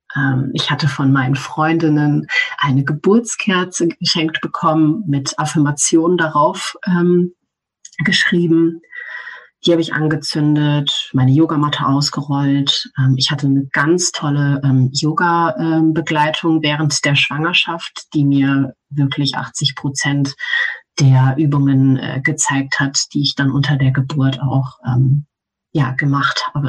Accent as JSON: {"language": "German", "country": "Germany", "tie": "born or raised there", "said": "Ich bin in Deutschland aufgewachsen"}